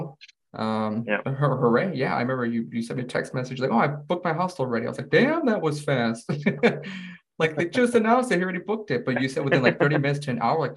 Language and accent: English; United States; moved away